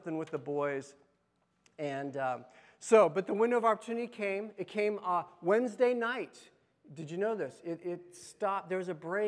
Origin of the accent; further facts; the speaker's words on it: Las Vegas, Nevada, United States; I grew up in Las Vegas